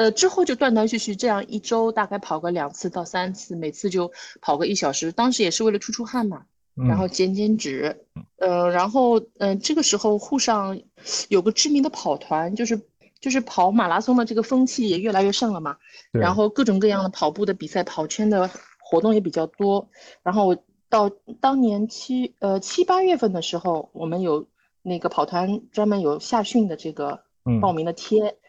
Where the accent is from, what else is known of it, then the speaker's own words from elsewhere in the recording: China; 我觉得我们中国人不行吗？